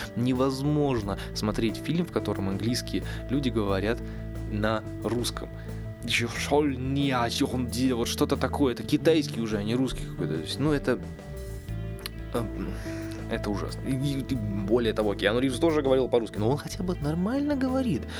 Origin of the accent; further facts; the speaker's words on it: Russia